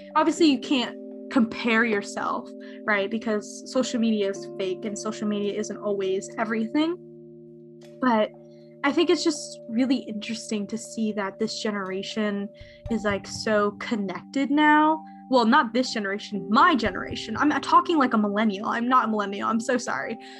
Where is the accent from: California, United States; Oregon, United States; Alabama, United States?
California, United States; Bay Area; I'm from the Bay Area